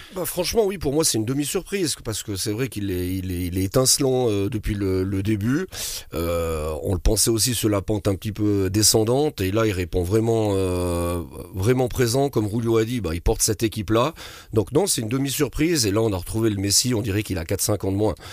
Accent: Switzerland; chez nous en Suisse

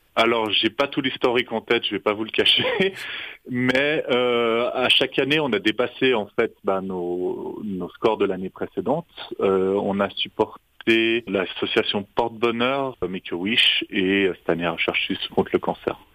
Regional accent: French-speaking Switzerland, Romandy, Switzerland; on est suisse romand

